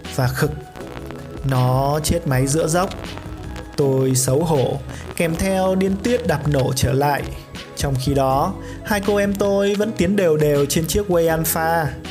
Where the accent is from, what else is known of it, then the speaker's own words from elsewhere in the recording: Hà Tây, Hanoi, Vietnam; quê tôi có gọi con tép sông là tôm